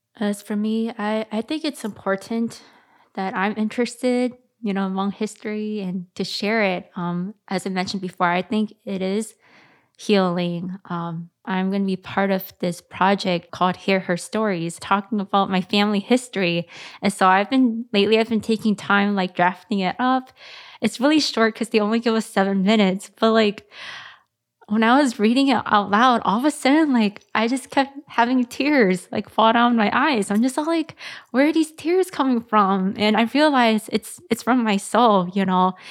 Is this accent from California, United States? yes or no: no; McDonough Homes, Minnesota, United States; I grew up in the McDonough homes